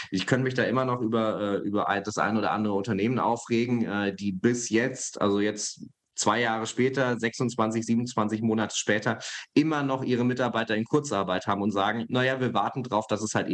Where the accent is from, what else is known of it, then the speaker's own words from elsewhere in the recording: Hesse, Germany; Ich komme ja aus Hessen, aus der Nähe von Frankfurt.